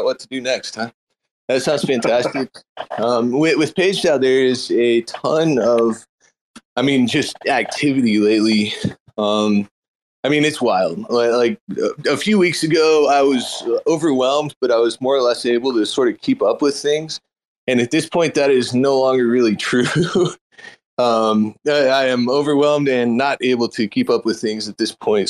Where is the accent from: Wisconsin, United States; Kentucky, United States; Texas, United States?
Texas, United States; as a Texan